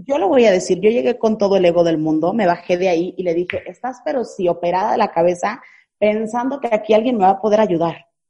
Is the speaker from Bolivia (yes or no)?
no; Naranjos, Veracruz, Mexico; moved away; tuve que regresar a mi, a mi ciudad, a mi pueblo natal, que es Naranjos, Veracruz